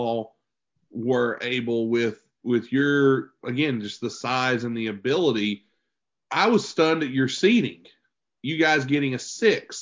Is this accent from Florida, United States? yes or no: no; West Virginia, United States; I grew up in West Virginia